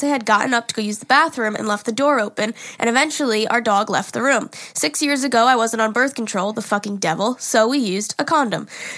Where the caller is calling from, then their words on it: Connecticut, United States; I'm from Connecticut. I'm 21, and my fiancé is 23.